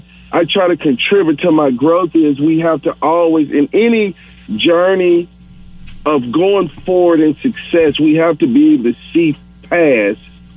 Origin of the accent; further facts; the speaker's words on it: the South, United States; growing up in the South, when my father would always go back to Chicago.